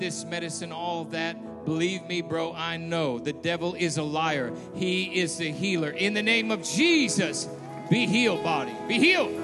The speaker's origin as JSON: {"language": "English", "region": "Southern California", "country": "United States", "tie": "born or raised there", "said": "I grew up in SoCal"}